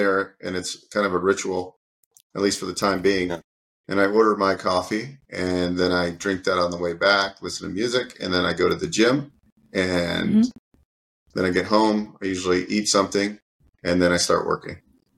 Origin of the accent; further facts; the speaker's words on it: California, United States; also born or lived in New York / New Jersey / Pennsylvania; I was born on the East Coast in the suburbs of New York, and yeah. Lived in New York and New Jersey and Pennsylvania. And I moved to California from Pennsylvania. I think I was about 10 or 11 years old.